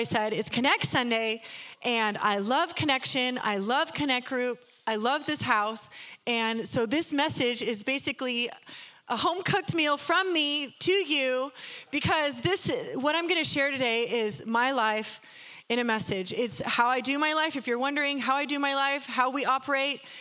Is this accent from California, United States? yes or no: yes; North County, California, United States; moved away as an adult; now in El Cajon, United States; I grew up in North County, but God has brought us here